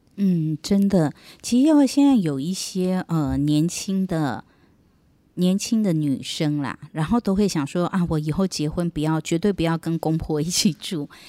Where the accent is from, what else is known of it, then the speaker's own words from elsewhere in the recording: Taiwan; 我们台湾